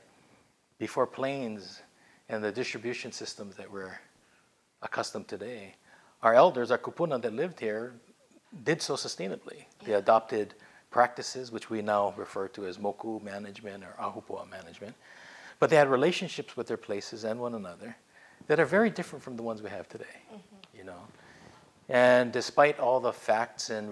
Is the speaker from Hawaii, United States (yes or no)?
yes; Hawaii, United States; also born or lived in Washington, D.C.; born and raised in Hawaii